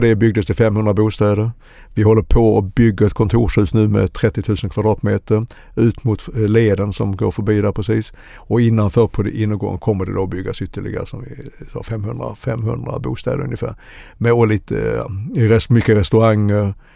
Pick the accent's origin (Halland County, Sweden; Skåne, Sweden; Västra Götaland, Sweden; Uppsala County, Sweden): Skåne, Sweden; Helsingborg; now in Stockholm, Sweden; jag är egentligen född i Skåne, Helsingborg, men har bott i Stockholm i över 40 år